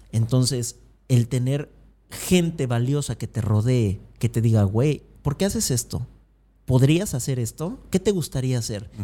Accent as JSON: {"language": "Spanish", "town": "Acapulco", "region": "Guerrero", "country": "Mexico", "tie": "born or raised there", "moved": "as an adult", "said": "yo soy de Acapulco, de una familia promedio, de clase media baja, que vivía en la Progreso"}